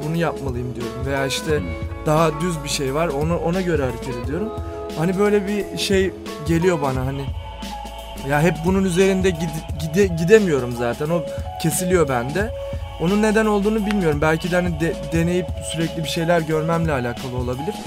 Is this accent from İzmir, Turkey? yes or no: no; Fatih, Istanbul, Turkey; Ben de Fatih'te büyüdüm